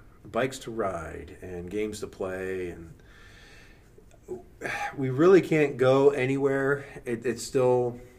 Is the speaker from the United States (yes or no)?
yes; Carrollton, United States; I grew up in Carrollton. It's a rural community.